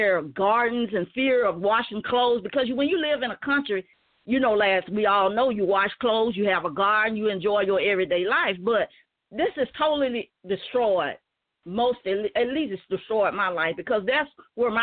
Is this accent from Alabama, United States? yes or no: yes; Uniontown, Alabama, United States; also born or lived in Indiana; I grew up in Uniontown, and I grew up on plantations